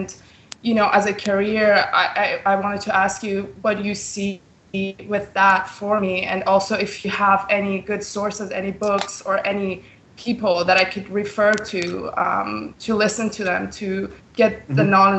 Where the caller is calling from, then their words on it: Vancouver, British Columbia, Canada; I'm calling from Vancouver, BC, Canada.